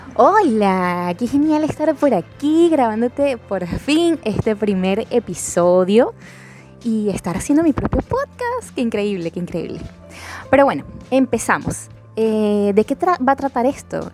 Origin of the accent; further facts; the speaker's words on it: Caracas, Capital District, Venezuela; now in Lima, Peru; Yo soy venezolana, eh, caraqueña.